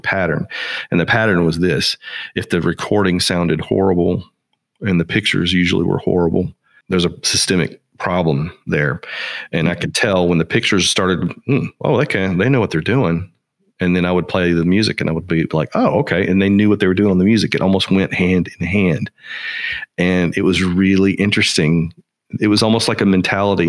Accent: Nashville, Tennessee, United States; growing up in Nashville

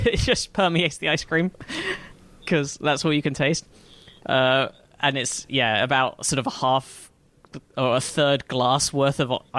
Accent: United Kingdom

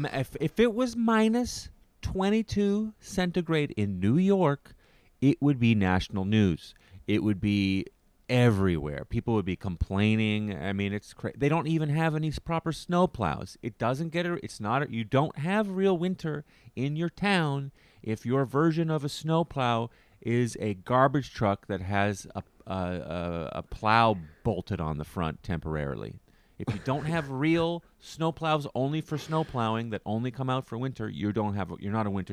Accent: Canada; a Canadian

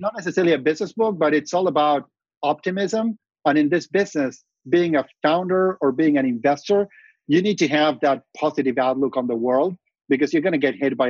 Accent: Argentina; moved away as an adult; now in Silicon Valley, United States; Growing up in Argentina

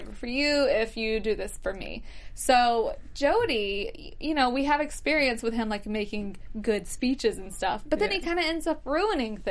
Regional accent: Alabama, United States; accent: Southern; I'm from Alabama, so everyone always thinks that Southern accents are all like this

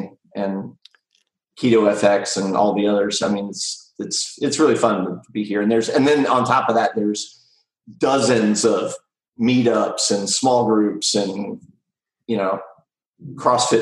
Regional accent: Austin, Texas, United States; I'm from Austin

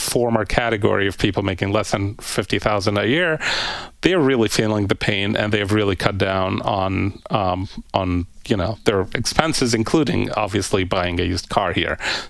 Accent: Egypt; moved away; my home country of Egypt

